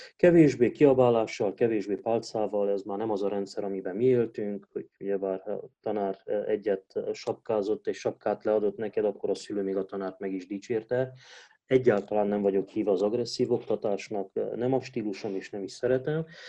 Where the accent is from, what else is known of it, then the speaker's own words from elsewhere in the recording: Hunedoara, Hunedoara County, Romania; majdnem 95%-ában román közösségben nőttem fel Vajdahunyadon.